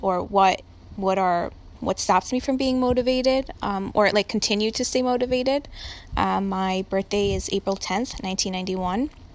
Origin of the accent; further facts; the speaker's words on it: Pereira, Risaralda, Colombia; I was born in Columbia, Pereira.